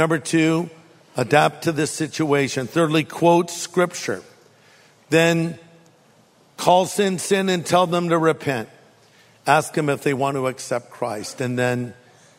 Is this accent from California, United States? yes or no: yes; California, United States; I'm from California